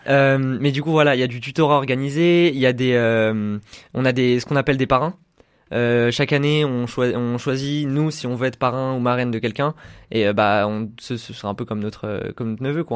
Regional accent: Chambéry, Auvergne-Rhône-Alpes, France; moved away as an adult; also born or lived in Roanne; now in Saint-Étienne, France; je suis de Chambéry, en fait. Euh, j'ai suivi un parcours euh, scolaire tout à Chambéry

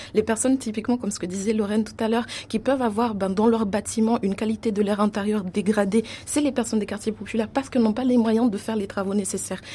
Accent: Mayotte; l'exemple de Mayotte, d'où je viens, je viens de Mayotte

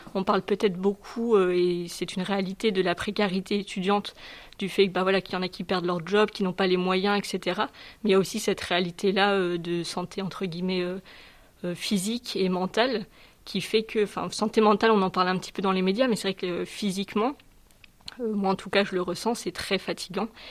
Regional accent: southern France, France; moved away; Je suis originaire du sud de la France

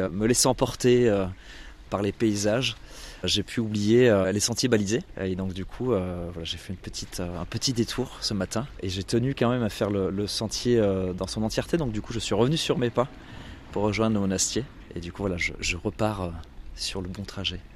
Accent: Massif Central, France; now in Lyon, France; plutôt originaire du Massif Central, grandi dans le Massif Central

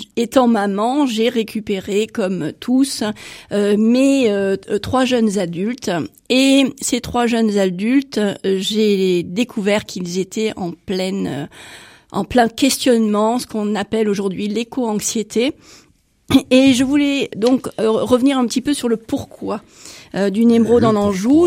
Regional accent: Netherlands; now in France; je suis néerlandaise

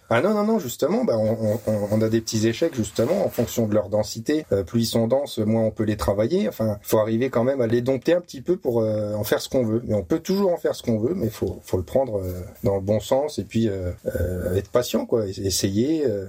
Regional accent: Châlons-en-Champagne, Grand Est, France; je suis né à Chalon-en-Champagne, enfin Chalon-sur-Marne.

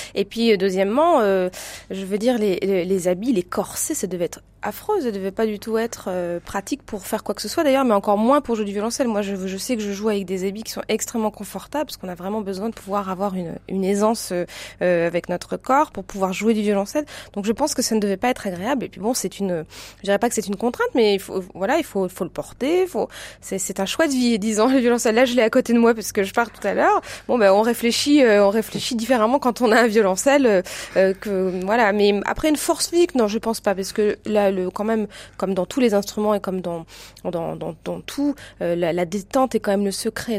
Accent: Lyon, Auvergne-Rhône-Alpes, France; moved away as an adult; also born or lived in Basel, Switzerland / Belgium; je suis lyonnaise. Enfin, voilà, ma famille est de Lyon

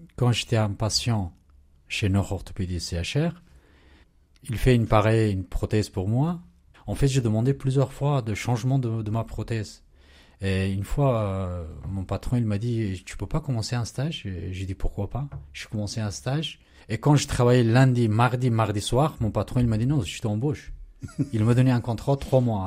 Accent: Pakistan; French is a second language; moved away as an adult; now in France; j'ai quitté mon Pakistan.

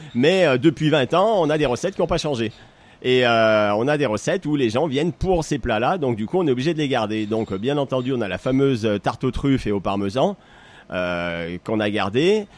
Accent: Saint-Étienne, Auvergne-Rhône-Alpes, France; moved away as an adult; also born or lived in New York / Brazil; je suis euh, stéphanois d'origine, donc du coup, je suis né ici à Saint-Étienne. J'ai fait mes études à Saint-Étienne

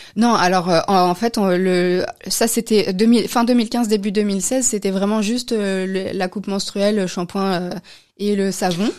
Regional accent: France; moved away as an adult; also born or lived in Austria / Belgium; now in Brussels, Belgium; je suis française, je suis française.

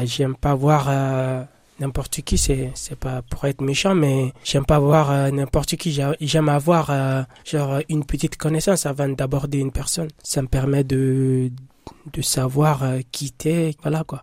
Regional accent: Guinea; moved away; je suis guinéen

